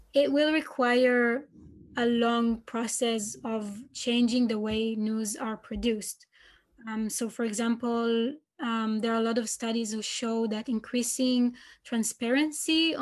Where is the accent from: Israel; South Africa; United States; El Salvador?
Israel; I'm from Israel